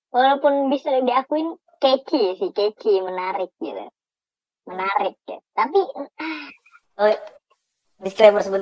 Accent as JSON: {"language": "Indonesian", "country": "Indonesia", "said": "gua … gua dari Indonesia deh biar sama kayak lo"}